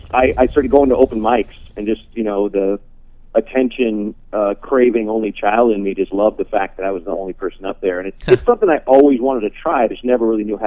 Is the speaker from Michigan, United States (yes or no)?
no; Portland, Oregon, United States; also born or lived in Chicago, Illinois / Santa Barbara, California; my parents moved us to Santa Barbara for about a year, year and a half, and then we went to Portland, where I grew up.